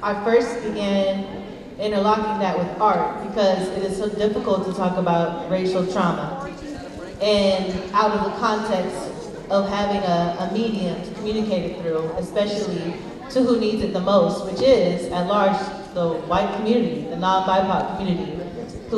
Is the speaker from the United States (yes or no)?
yes; Humboldt County, California, United States; I was born and raised here in Humboldt County